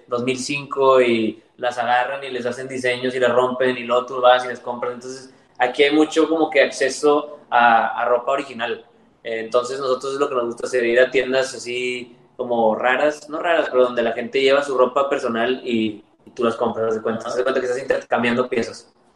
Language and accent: Spanish; Monterrey, Nuevo León, Mexico; also born or lived in Miami, United States; now in Los Angeles, United States; nosotros somos de México, de Monterrey